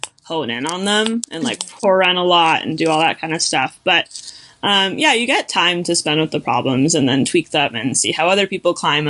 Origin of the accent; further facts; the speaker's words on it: California, United States; I did a climbing camp at the gym in my hometown, Pacific Edge, which is a really cool gym down in California